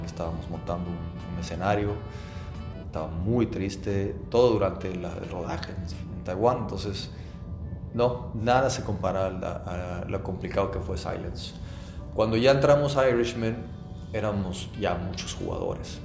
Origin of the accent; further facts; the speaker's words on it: Mexico; nos afecta a los productores mexicanos